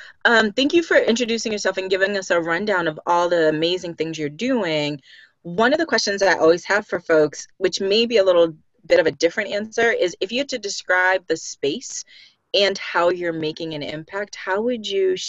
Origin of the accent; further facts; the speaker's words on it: Boston, Massachusetts, United States; now in California, United States; And I don't know that you knew this, but I'm also from Boston.